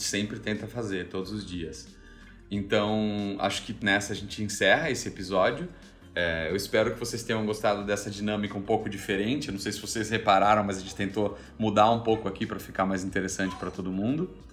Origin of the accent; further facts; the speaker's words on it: Brazil; also born or lived in Melbourne, Australia; now in Indonesia; a gente não saiu do Brasil